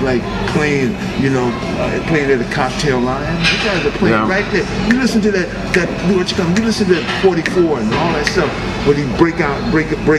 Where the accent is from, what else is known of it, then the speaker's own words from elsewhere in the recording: San Francisco, California, United States; also born or lived in Hunters Point, San Francisco; I grew up in Haight-Ashbury. I still live in Haight-Ashbury now